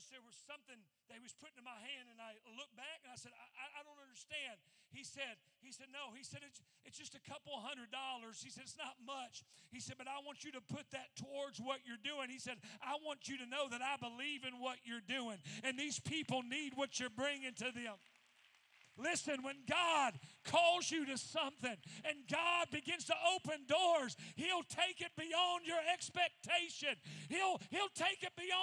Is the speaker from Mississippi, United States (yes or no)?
no; Indiana, United States; we're from Indiana